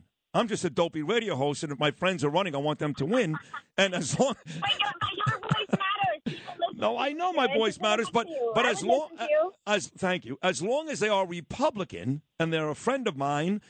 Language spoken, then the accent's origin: English; New York City, New York, United States; The Midwood section. You've got Sheepshead Bay. You've got Gravesend. You've got basically where I grew up. Not even basically, where I grew up for over 30 years.